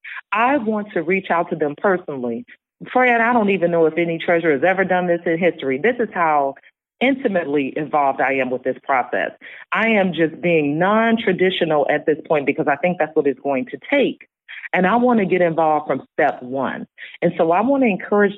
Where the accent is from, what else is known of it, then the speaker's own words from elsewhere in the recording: Chicago, Illinois, United States; I was born in Inglewood, raised on the West Side.